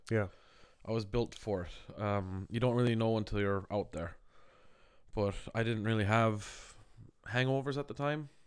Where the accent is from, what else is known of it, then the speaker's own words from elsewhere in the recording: Ireland; I was like, "Yeah, I'm from Ireland," and we like just became close friends.